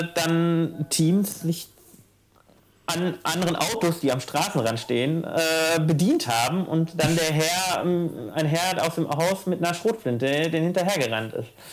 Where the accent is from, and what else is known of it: Ruhr area, North Rhine-Westphalia, Germany; born or raised there; moved away